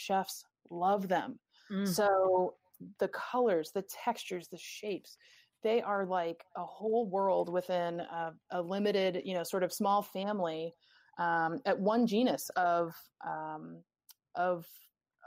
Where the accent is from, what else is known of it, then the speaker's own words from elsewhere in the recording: New England, United States; I'm from New England